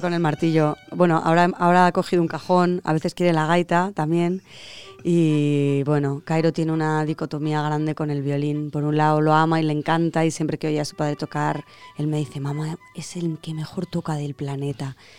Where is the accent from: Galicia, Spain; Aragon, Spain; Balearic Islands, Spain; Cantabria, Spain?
Aragon, Spain; Zaragoza; Zaragoza, que es mi tierra y la tuya